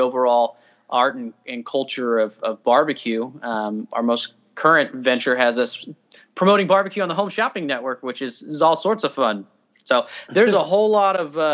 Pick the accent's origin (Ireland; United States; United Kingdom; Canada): United States; Lee's Summit, Missouri; We're from Kansas City, Lee Summit area of Kansas City